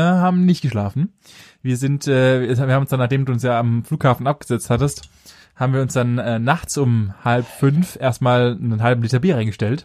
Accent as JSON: {"language": "German", "area": "near Stuttgart", "region": "Baden-Württemberg", "country": "Germany", "said": "näher Stuttgart"}